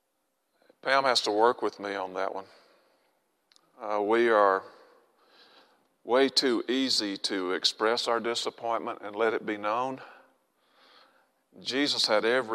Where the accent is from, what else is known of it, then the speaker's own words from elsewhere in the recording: Arkansas, United States; I'm from Arkansas